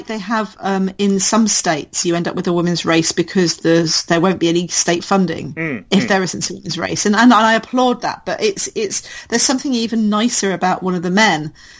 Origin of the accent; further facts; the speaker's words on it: United Kingdom; I'm British